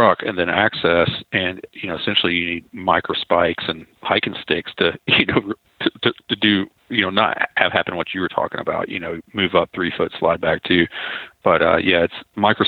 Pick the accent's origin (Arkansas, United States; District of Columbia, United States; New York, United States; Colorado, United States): Arkansas, United States; Arkansas Delta, United States; I was born in Arkansas in the Mississippi River bottoms in the Delta. Grew up, you know, real rural town there, not far from Memphis, Tennessee.